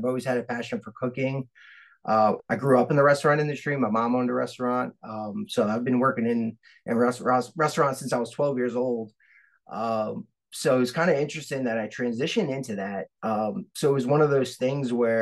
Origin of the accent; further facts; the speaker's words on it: New York City, New York, United States; moved away as an adult; I grew up in Staten Island